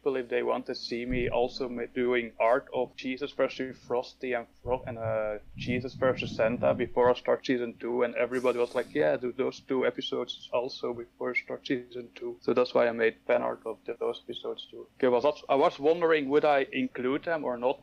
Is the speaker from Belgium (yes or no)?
yes; Belgium; I'm from Belgium